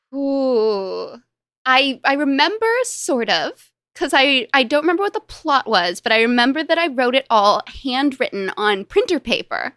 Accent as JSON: {"language": "English", "town": "Los Angeles", "region": "California", "country": "United States", "tie": "born or raised there", "said": "I grew up in Los Angeles with m, both my parents and my younger brother and my younger sister"}